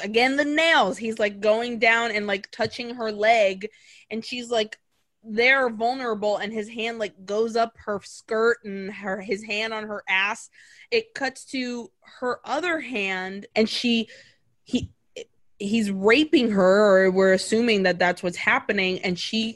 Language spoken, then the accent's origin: English; Brazil; moved away; growing up in Brazil, I grew up in Brazil